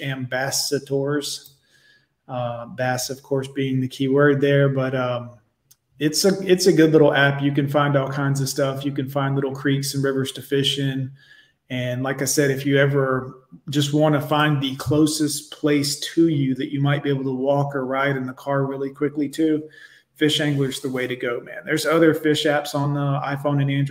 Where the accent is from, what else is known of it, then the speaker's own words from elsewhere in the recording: Miami, Florida, United States; moved away as an adult; also born or lived in Fort Lauderdale; I grew up down there in Miami, in the Kendall area, and then lived in Fort Lauderdale for a long time. And back in 95, when I left after I graduated high school